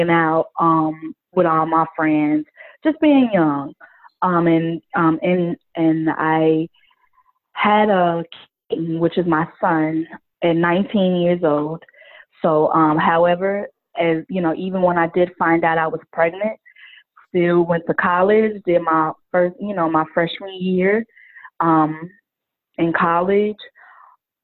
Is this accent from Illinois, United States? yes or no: yes; Chicago, Illinois, United States; I am from the South Side of Chicago, born and raised.